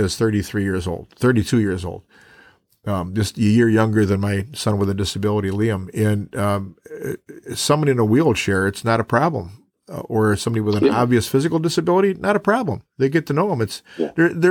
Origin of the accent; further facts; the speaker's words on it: Chicago, Illinois, United States; moved away; also born or lived in Lincoln, Nebraska; I was born in Chicago